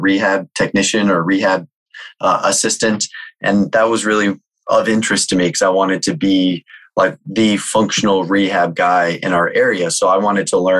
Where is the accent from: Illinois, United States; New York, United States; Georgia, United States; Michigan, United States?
Illinois, United States; Chicago; I'm from the Chicagoland area